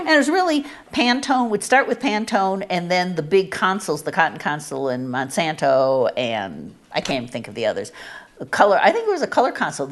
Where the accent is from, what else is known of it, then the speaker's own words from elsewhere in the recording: Chicago, Illinois, United States; moved away as an adult; also born or lived in St. Louis / New York City; I was from Chicago